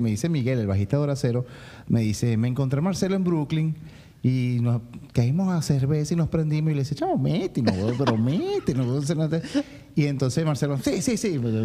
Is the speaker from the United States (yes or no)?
no; Venezuela; moved away as an adult; somos muy venezolanos en, el fondo